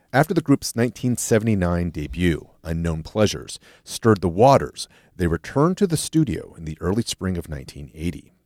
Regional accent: Los Angeles, California, United States; I grew up in L A in, in the eighties

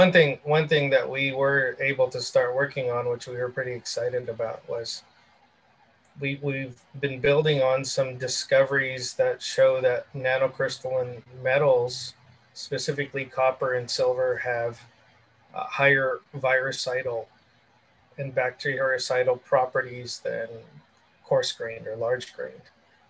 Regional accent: Southern California, United States; I grew up in Southern California

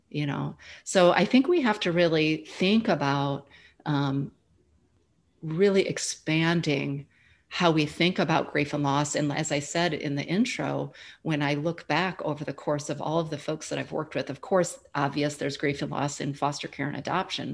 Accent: Midwest, United States; moved away as an adult; now in Austin, United States; I'm originally from the Midwest, but I've been calling Austin, Texas, home for the last seven years

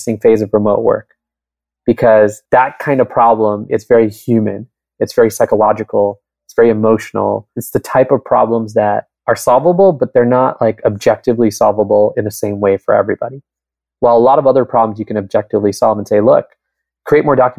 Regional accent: Southern California, United States; now in Bay Area, United States; I grew up in Southern California. I live in the Bay Area now

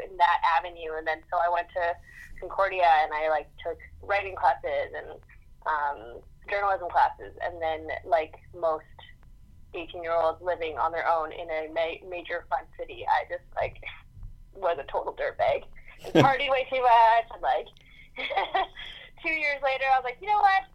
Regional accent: Calgary, Alberta, Canada; moved away as an adult; also born or lived in Montreal / Victoria; now in New York City, United States; I grew up in Calgary, Alberta, Canada

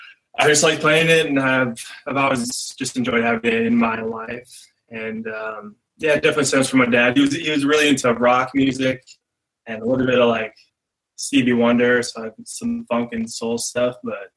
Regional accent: North Dakota, United States; now in Minneapolis, United States; I grew up in North Dakota.

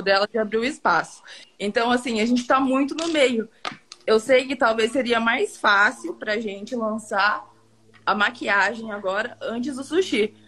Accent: Tomazina, Paraná, Brazil; Tomazina, Tomazina, Paraná, interior do Paraná

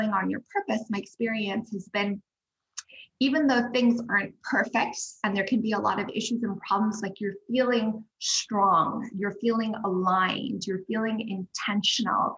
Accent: Zimbabwe; moved away; also born or lived in Cape Town, South Africa / New York; I'm from Zimbabwe

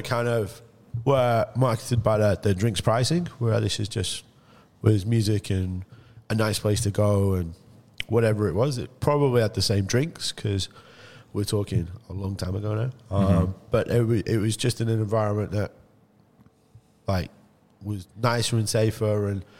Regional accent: Liverpool, North West England, United Kingdom; born or raised there

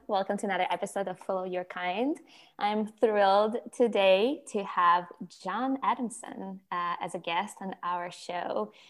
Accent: Ukraine; English is a second language; moved away as an adult; also born or lived in Myrtle Beach, South Carolina / Charleston / Atlanta; I'm from Ukraine. Some of the listeners probably know that by now. So I grew up in Ukraine, and then I came to America when I was about 18, like 18 and a half. And I actually first came to Myrtle Beach, South Carolina.

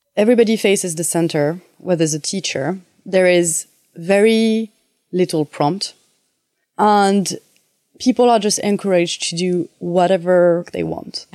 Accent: France; accent: French; English is a second language; moved away; my French accent

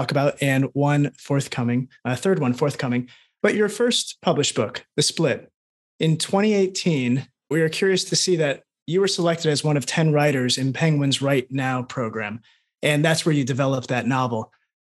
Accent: United States; moved away; I am from America.

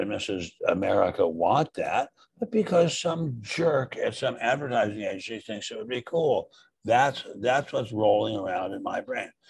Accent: suburb of Washington, D.C., Maryland, United States; D.C. Well, Maryland, but suburb

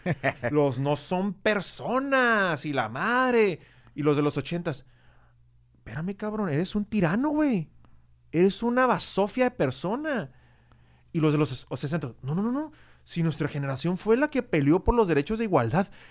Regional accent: Tijuana, Baja California, Mexico; yo soy tijuanense, yo nací en Tijuana, nací en el hospital que está en unas cuadras de aquí

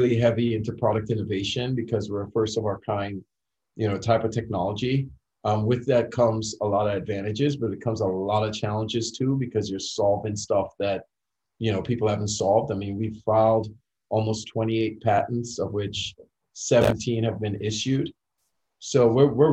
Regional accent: Trinidad & Tobago; moved away as an adult; now in United States; growing up in Trinidad

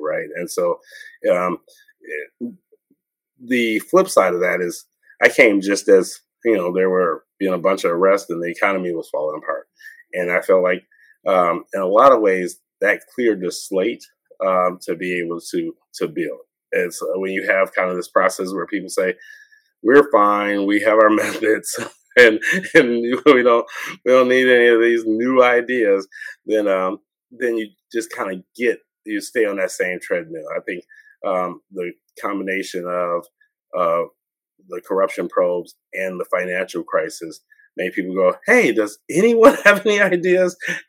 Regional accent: Detroit, Michigan, United States; And people say, where are you from? Oh, I'm from Detroit. And so it's I always had an expectation of coming back. I always felt like Detroit is an amazing city.

